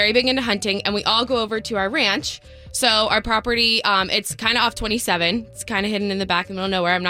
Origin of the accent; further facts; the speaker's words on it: Fort Lauderdale, Florida, United States; So I come from a super, super country family. I know we're from Fort Lauderdale, but we're very, very country. Totally not the country area to grow up in.